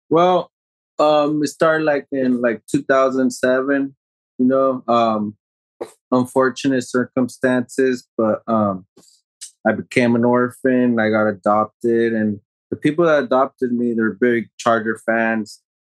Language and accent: English; Escondido, California, United States; I'm from Escondido